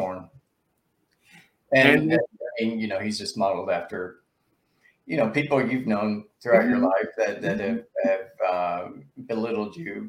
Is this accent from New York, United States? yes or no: no; Lebanon, Tennessee, United States; Yeah, well, I'm from Lebanon, Tennessee. So I was born and raised there.